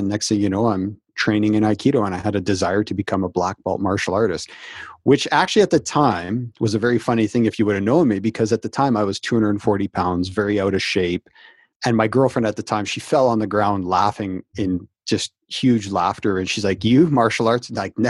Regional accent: Canada; So I'm Canadian, and we had a company that called Dickie D Ice Cream back in the 80s

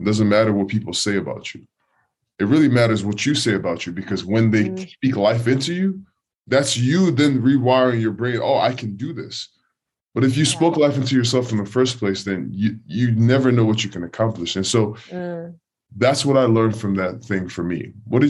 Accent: Nigeria; And I came from Nigeria. I never played ball in my life, but I had an uncle who spoke faith into me

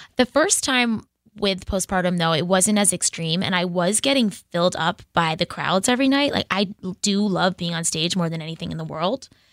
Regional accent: Boston, Massachusetts, United States; I'm from Boston

